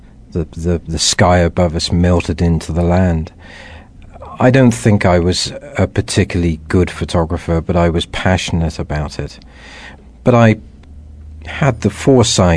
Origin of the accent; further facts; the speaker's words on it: Wiltshire, near Stonehenge, South West England, United Kingdom; I grew up in England, a couple of miles away from Stonehenge, for many years, and remember these profound and wonderful memories, running around the wheat fields of Wiltshire